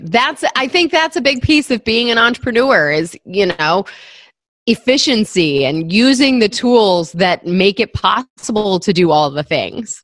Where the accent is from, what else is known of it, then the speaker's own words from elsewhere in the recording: Michigan, United States; moved away as an adult; now in New York City, United States; I grew up in Michigan. I moved to New York right after graduating from college